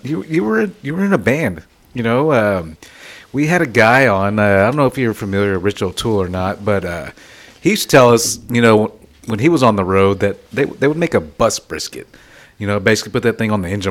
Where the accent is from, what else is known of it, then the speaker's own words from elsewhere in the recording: Denver City, Texas, United States; I'm from Denver City, Texas, which basically right on the border